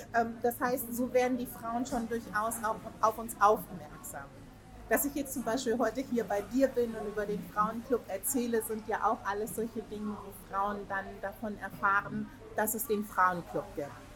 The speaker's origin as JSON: {"language": "German", "town": "Hanover", "region": "Lower Saxony", "country": "Germany", "said": "Hanover City"}